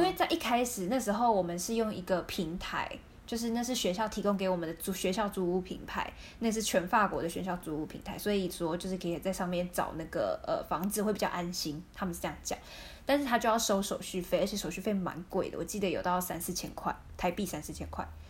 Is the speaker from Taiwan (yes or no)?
yes; Taiwan; 我们台湾人不会跟朋友就是发生性行为